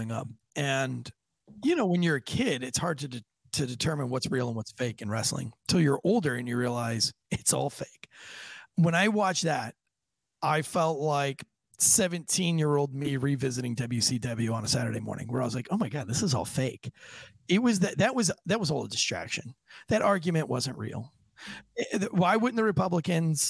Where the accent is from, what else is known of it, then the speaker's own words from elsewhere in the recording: United States; us as American citizens